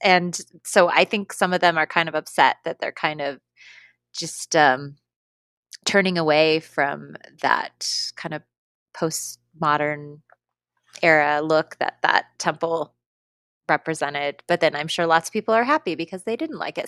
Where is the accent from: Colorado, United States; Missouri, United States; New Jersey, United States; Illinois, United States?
Colorado, United States; I'm from Colorado